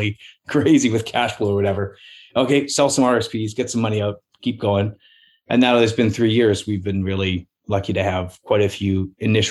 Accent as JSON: {"language": "English", "country": "Canada", "also_born_or_lived": "Parksville", "said": "I was used to there being something else other than the Canadian way."}